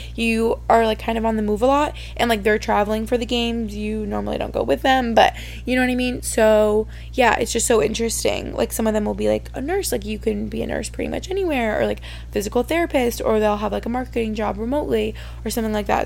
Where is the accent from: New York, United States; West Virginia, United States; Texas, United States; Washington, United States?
New York, United States; Albany; moved away as an adult; now in Boston, United States; I grew up in Albany, New York, and that felt like home for my first 18 years